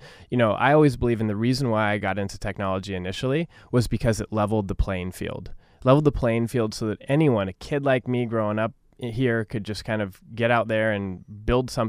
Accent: Orange County, California, United States; I'm a kid from Orange County. And like so many kids from Orange County, you know, we grow up in a pretty diverse community.

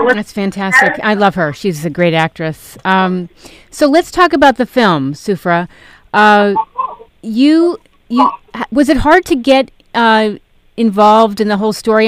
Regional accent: New York City, New York, United States; I grew up in New York

